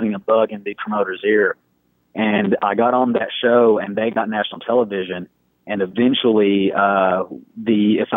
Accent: Texas, United States; I kind of started in my hometown, 14 at the time

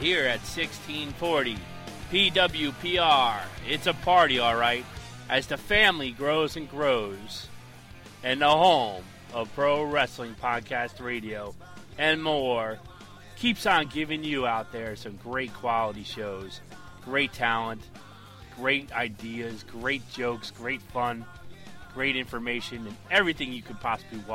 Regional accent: New Jersey, United States; I'm from New Jersey

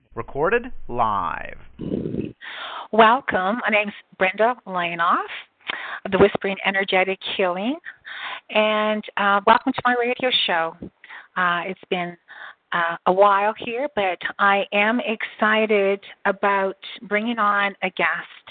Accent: Canada; I'm Canadian too

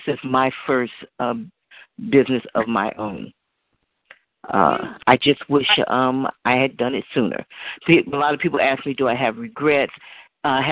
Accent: Oakland, California, United States; I was born and raised here in Oakland

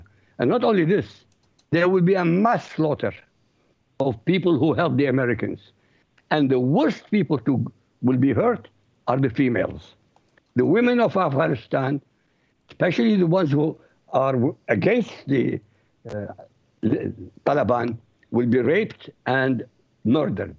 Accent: Iraq; first language Arabic; English is a second language; moved away; I come from Iraq originally, so my language is Arabic

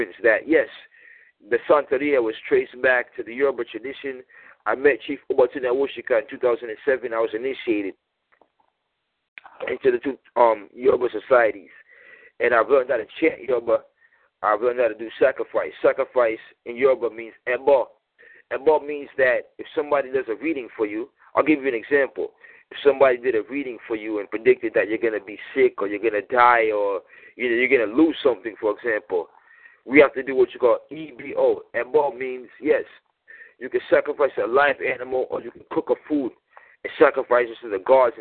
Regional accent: Boston, Massachusetts, United States; I'm from Boston originally

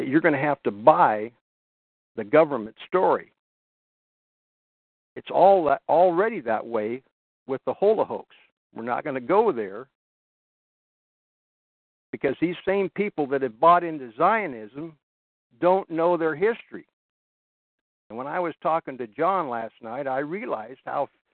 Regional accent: Washington, United States; I was raised in Washington

